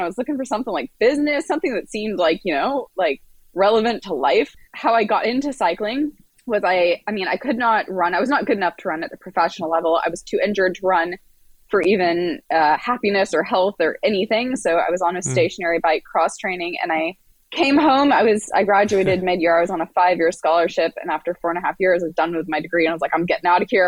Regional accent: Marina del Rey, California, United States; I am from Marina Del Rey, California

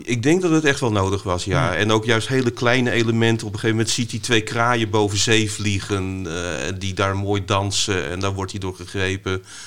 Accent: Vlissingen, Zeeland, Netherlands; ik ben opgegroeid in Vlissingen, ook met strand en zee

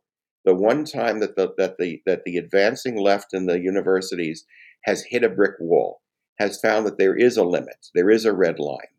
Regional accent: United States; I have, shall we say, the personal experience of being Jewish in America as an American, of Jewish ancestry and Jewish faith and Jewish heritage, and proudly so, for more than two-thirds of a century.

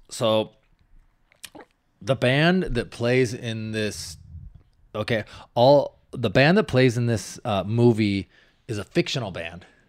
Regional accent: Washington, United States; I'm from Washington, the Great Northwest.

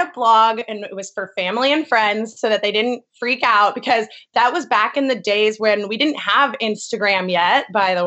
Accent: California, United States; moved away as an adult; also born or lived in North Carolina / San Francisco / Bali; I grew up in California, but went to the University of North Carolina

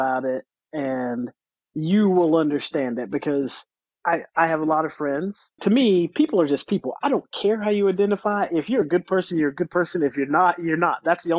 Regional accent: the South, United States; I mean, you got to remember where I grew up. I grew up in the South.

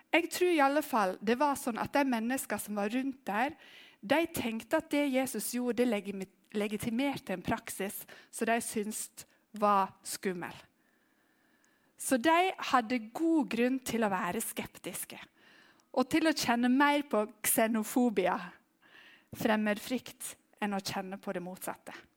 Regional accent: Western Norway, Norway; jeg er vestlending

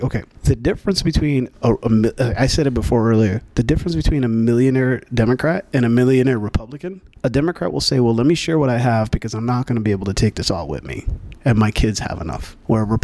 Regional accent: New York, United States; Growing up in New York

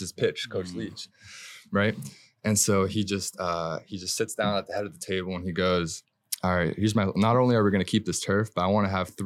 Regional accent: South Florida, United States; I'm obviously from South Florida here

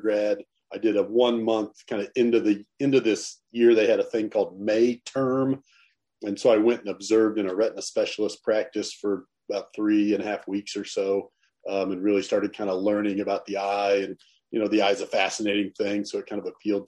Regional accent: Northwest Missouri, United States; We grew up in Northwest Missouri, a town of about 10,000 people.

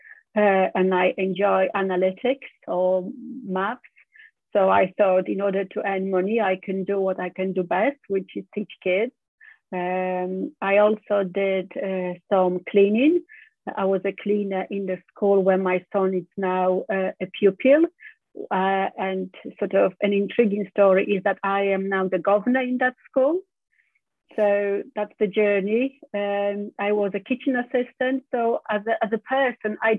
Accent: Drawno, West Pomeranian Voivodeship, Poland; moved away as an adult; also born or lived in England; I grew up in Poland in a little town called Drawno in the Zachodniopomorskie region or the Western Pomerania region.

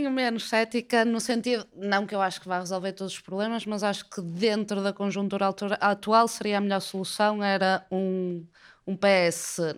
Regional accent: Portugal

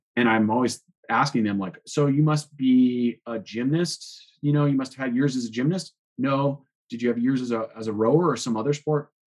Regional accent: Boulder, Colorado, United States; growing up here in Boulder and riding here for 35 years

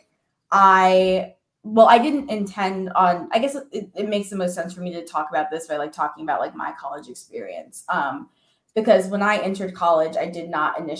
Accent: New York City, New York, United States; I grew up in New York City and I'm like a third generation New Yorker

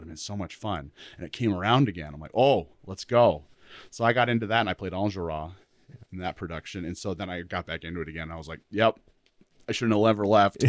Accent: Rapid City, South Dakota, United States; moved away as an adult; I'm from Rapid City originally.

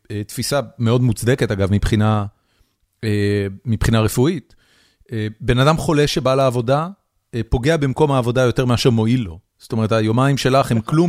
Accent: United States; בתור, בתור אמריקאי. בתור מישהו שחי בארצות הברית

